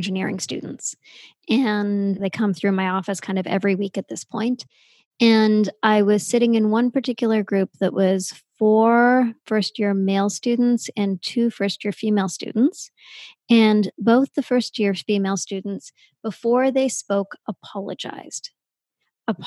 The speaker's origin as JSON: {"language": "English", "country": "Canada", "said": "I'm Canadian"}